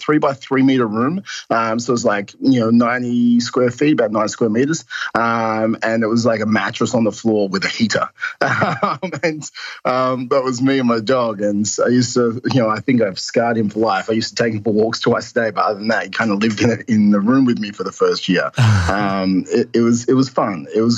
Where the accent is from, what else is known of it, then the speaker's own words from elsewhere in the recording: Perth, Western Australia, Australia; now in Melbourne, Australia; Perth, Western Australia.